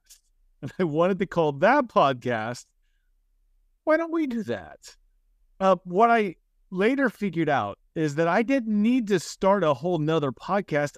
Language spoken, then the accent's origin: English; United States; I'm from the United States